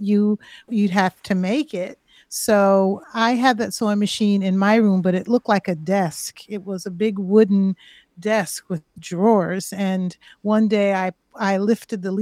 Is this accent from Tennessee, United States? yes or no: no; Springfield, Massachusetts, United States; I grew up in Springfield